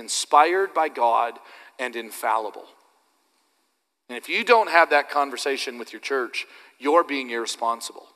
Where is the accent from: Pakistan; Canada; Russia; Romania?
Canada; I'm just Canadian